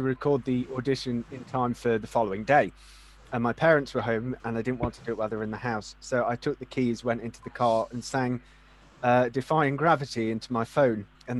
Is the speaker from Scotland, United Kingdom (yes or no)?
no; Leicester, East Midlands, United Kingdom; I'm from Leicester